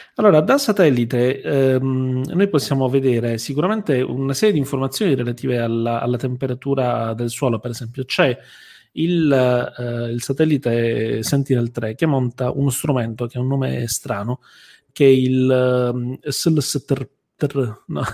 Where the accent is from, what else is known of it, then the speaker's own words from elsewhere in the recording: Bari, Apulia, Italy; noi siamo di Bari